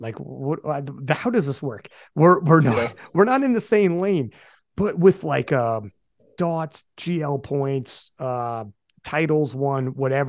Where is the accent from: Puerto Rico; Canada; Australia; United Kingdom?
Canada; I'm from Canada